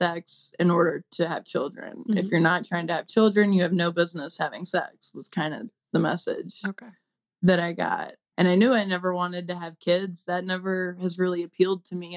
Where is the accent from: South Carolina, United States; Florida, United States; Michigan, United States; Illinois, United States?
South Carolina, United States; I grew up in South Carolina and they're very like Southern Baptists.